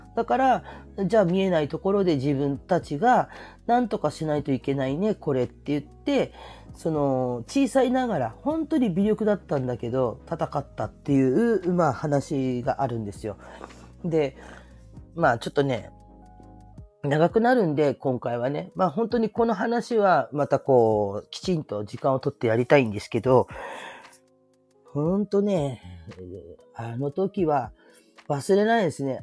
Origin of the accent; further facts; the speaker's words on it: Kyushu, Japan; moved away; 私九州の出身で